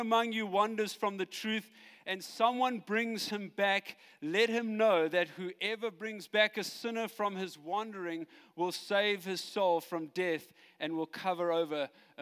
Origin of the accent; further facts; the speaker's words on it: Johannesburg, Gauteng, South Africa; I come from Joburg